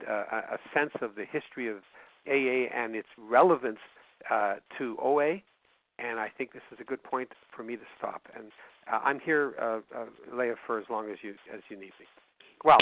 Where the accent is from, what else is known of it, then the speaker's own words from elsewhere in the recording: Winnipeg, Manitoba, Canada; I'm from Winnipeg. Yeah, Winnipeg, Manitoba